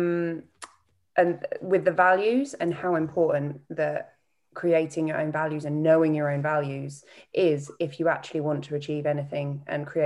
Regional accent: East of England, United Kingdom; That's definitely North Norfolk. Uh, uh, North Norfolk.

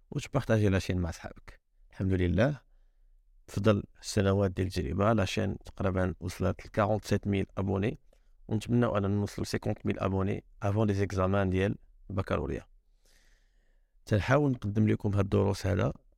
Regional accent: Morocco; انايا كمغربي

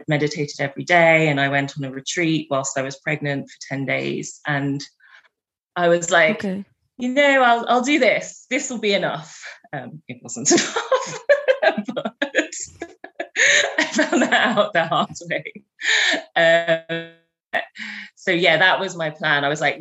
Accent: England, United Kingdom; moved away; I'm from England

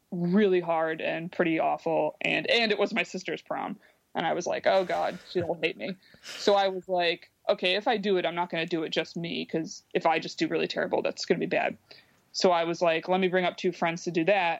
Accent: Binghamton, New York, United States; now in New York City, United States; it's my hometown, that it's like, I like bringing, you know, some revenue to these organizations that like helped me when I was growing up

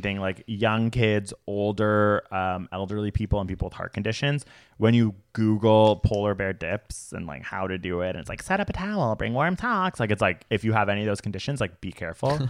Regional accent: Canada; We are from Canada.

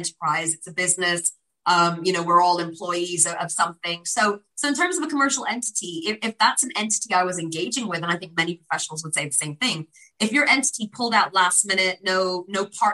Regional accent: United Kingdom; as a British Pakistani

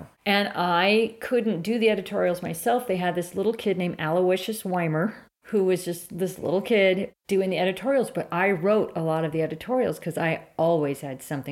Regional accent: San Francisco, California, United States; also born or lived in Marin County / Mendocino; I grew up in San Francisco, and then we moved to Marin as a young preteen

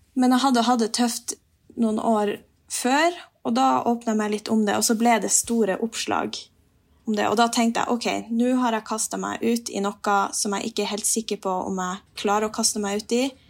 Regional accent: Finnmark, Norway; Jeg har jo naturen rundt meg hele tida når jeg er hjemme i Finnmark

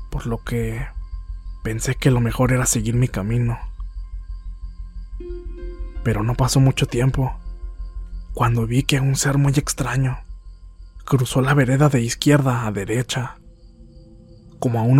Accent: Linares, Nuevo León, Mexico; Regresaríamos al municipio de Linares, Nuevo León, de donde soy originario

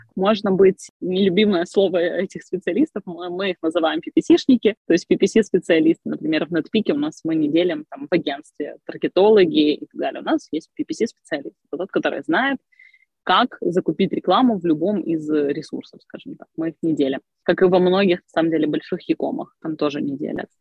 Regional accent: Crimea, Ukraine; moved away as an adult; also born or lived in Kyiv, Ukraine; now in Ivano-Frankivsk, Ukraine; родилась я в Крыму, я прожила там до 18 лет, потом переехала учиться в Киев

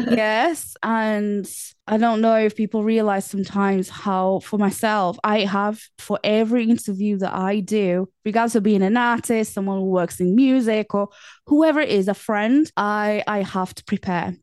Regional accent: Portugal; now in England; I was born in Portugal

